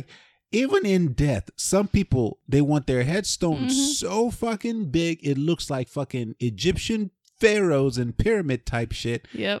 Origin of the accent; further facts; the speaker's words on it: Nigeria; I grew up in Nigeria, right?